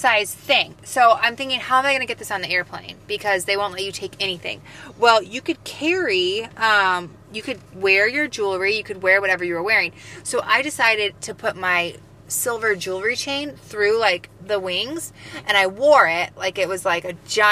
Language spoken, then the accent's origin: English; United States; I'm American